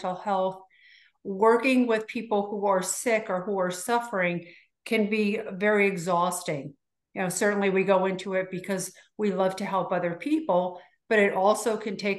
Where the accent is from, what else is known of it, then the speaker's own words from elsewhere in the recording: Hackensack, New Jersey, United States; moved away as an adult; also born or lived in Baltimore, Maryland / Florida; now in Sarasota, United States; I was born in northern New Jersey in Hackensack